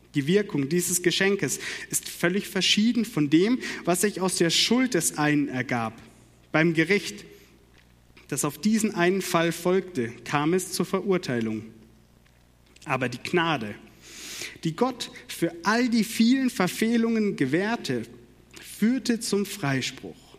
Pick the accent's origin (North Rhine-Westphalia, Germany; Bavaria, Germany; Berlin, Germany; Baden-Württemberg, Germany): Baden-Württemberg, Germany; Karlsruhe; accent: Baden; moved away; Ich komme gebürtig aus Karlsruhe